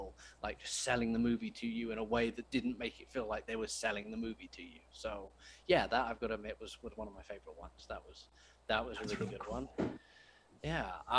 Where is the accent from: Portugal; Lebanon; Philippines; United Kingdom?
United Kingdom; I'm British